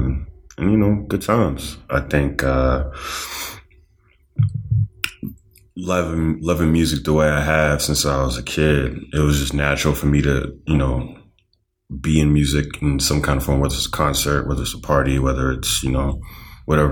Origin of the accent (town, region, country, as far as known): Boston, Massachusetts, United States; born or raised there; also born or lived in Trinidad / Dorchester / Mattapan / Hyde Park